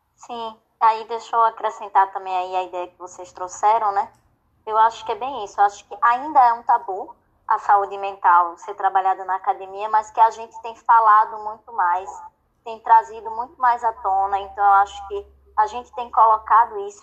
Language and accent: Portuguese; Sergipe, Brazil; moved away as an adult; also born or lived in Rio de Janeiro; eu sou sergipana